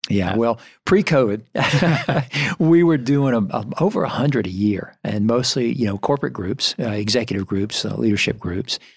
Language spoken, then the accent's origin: English; Greenville, United States; I am from the area, born and raised in Greenville.